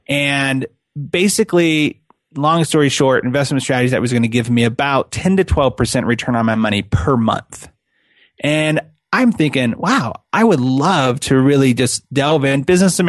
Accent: California, United States; now in Utah, United States; I live in Utah, and I'm born and raised in California. Like 2006 when we moved here

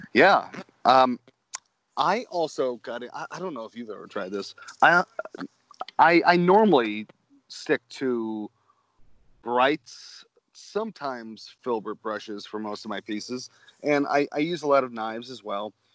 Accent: Manchester, Connecticut, United States; I grew up in just outside of Hartford, Connecticut

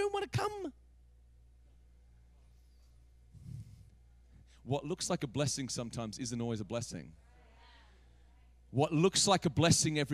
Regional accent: Australia; also born or lived in America; now in United States; I'm from Australia, live in America

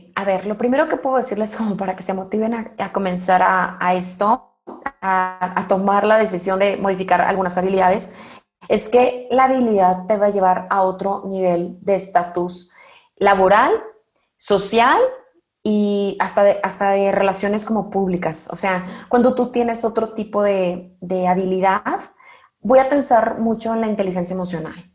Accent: Mexico; hablo al menos por el mexicano

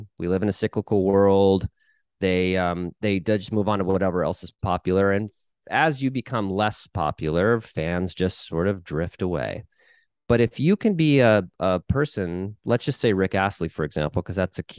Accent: Midwest, United States; I'm from the Midwest.

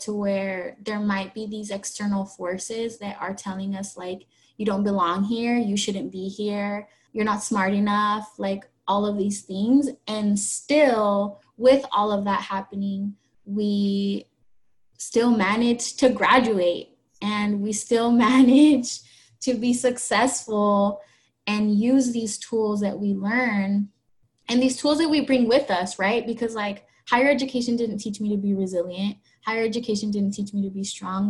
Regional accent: Oregon, United States; moved away; I'm from Oregon

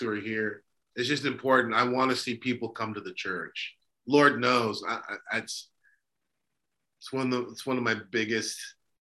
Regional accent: California, United States; We're both from California, by the way. Both California natives

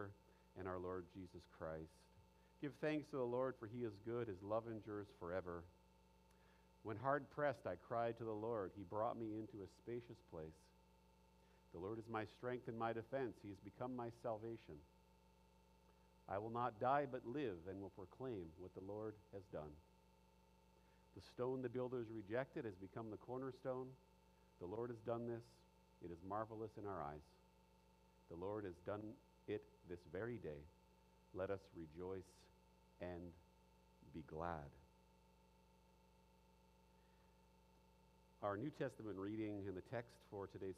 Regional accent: Ottawa, Ontario, Canada; I grew up in Ottawa

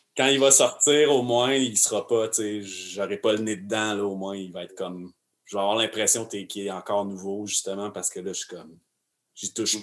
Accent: Arthabaska, Quebec, Canada; je suis né à Arthabasca

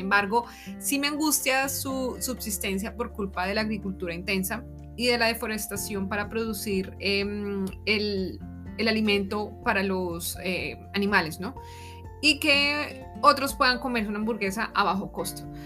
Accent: Colombia; moved away as an adult; now in Germany; me estarán escuchando desde Colombia

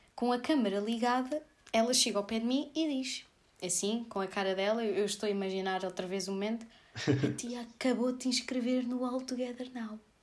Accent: Sorraia, Santarém District, Portugal; Rádio Voz de Sorraia aqui da minha terra

